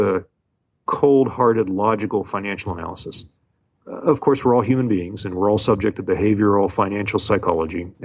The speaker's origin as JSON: {"language": "English", "town": "Pittsburgh", "region": "Pennsylvania", "country": "United States", "tie": "born or raised there", "moved": "as an adult", "lives_now": "Hawaii, United States", "said": "I grew up in Pittsburgh"}